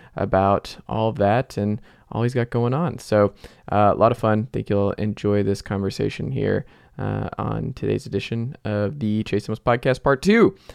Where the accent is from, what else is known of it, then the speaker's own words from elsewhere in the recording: Atlanta, Georgia, United States; That's where I'm from. I'm from Atlanta.